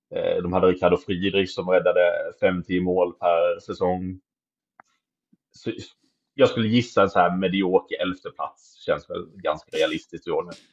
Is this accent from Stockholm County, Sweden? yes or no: no; Kalmar, Kalmar County, Sweden; moved away; also born or lived in Malmö; så är jag ju kalmarit